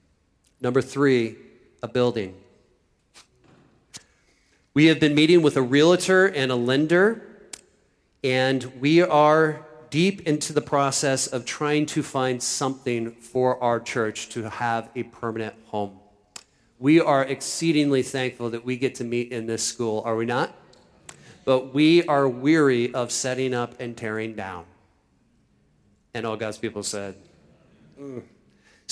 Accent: Iowa, United States; now in Philadelphia, United States; I am from Iowa.

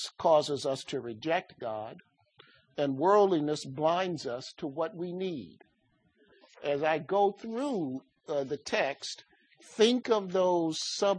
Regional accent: Chicago, Illinois, United States; I grew up in Chicago

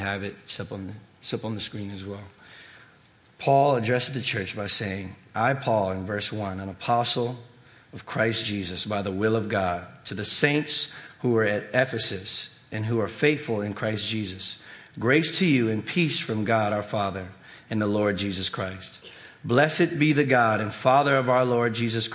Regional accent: Virginia, United States; I was born and raised here in Virginia

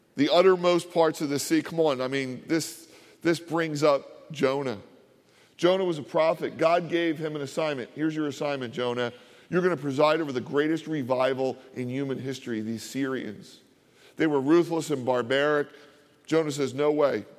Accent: Philadelphia, Pennsylvania, United States; also born or lived in Delaware County, Pennsylvania / New Jersey; I grew up in Philadelphia.

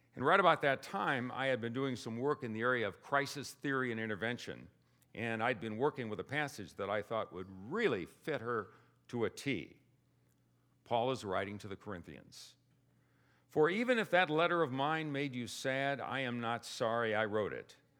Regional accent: Indiana, United States; I'm from Indiana

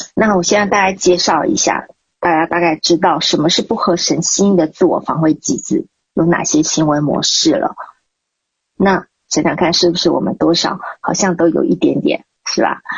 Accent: Nantou County, Taiwan; 我家老家在台湾南投

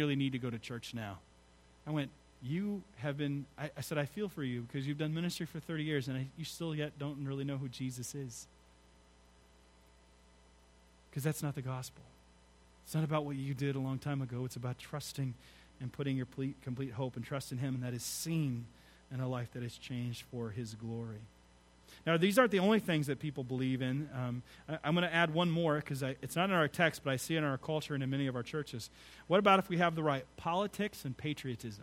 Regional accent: United States; I am not an American Christian. I'm a Christian American

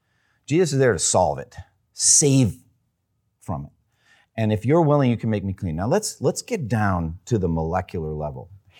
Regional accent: Massachusetts, United States; I'm from Eastern Massachusetts. It wasn't a hunting culture there.

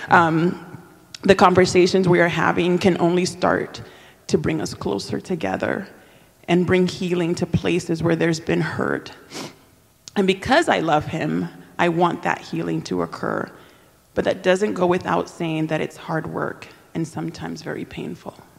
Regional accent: Dominican Republic; first language Spanish; English is a second language; moved away; I'm originally from the Dominican Republic, so Spanish is my, is my first language.

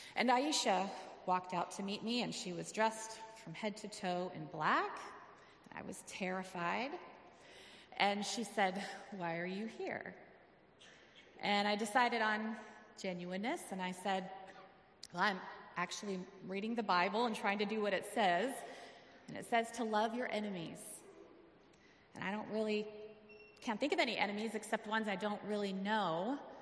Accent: Arizona, United States; I'm from Arizona

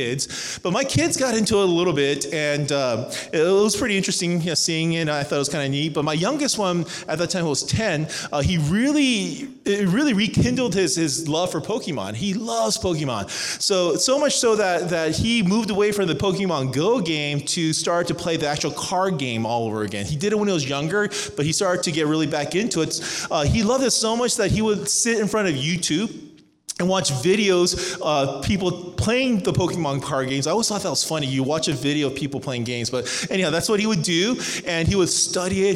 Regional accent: Cerritos, California, United States; moved away as an adult; also born or lived in Irvine, California; now in Atlanta, United States; I grew up in Southern California. I was raised in Cerritos

